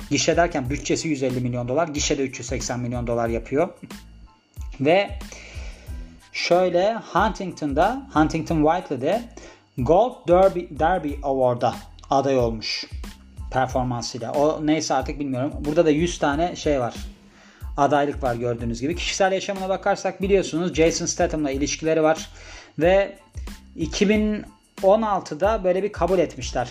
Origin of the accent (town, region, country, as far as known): Turkey; born or raised there